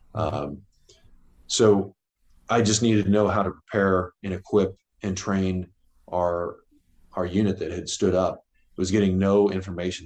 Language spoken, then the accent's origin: English; Midwest, United States; I grew up in Mid America